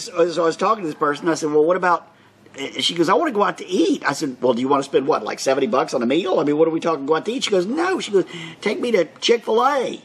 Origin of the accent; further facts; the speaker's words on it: Orlando, Florida, United States; now in Bartow County, United States; I was born and raised in Orlando